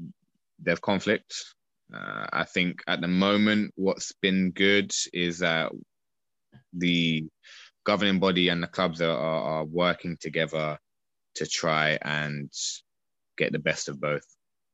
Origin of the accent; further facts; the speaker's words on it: Streatham, London, United Kingdom; See, I'm from Southwest London, Streatham, and I was moving back from New Malden to Streatham.